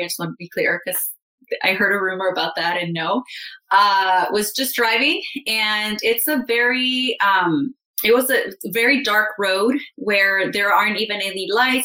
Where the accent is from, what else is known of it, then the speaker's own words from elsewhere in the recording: Calexico, California, United States; I moved in with my mom in my hometown, Calexico, in the Imperial Valley. It's a border town to Mexico, Mexicali.